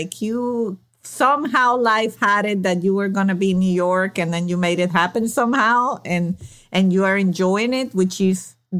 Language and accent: English; Venezuela; moved away; well, I'm from Venezuela.